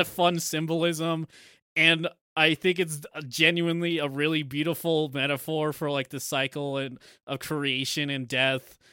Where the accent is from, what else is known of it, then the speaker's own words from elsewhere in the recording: United States; we're American